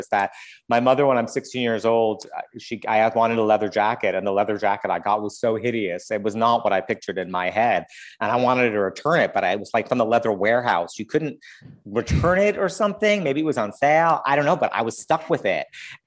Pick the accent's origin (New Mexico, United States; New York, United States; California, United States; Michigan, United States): New York, United States; New York City; moved away as an adult; now in Los Angeles, United States; being a New Yorker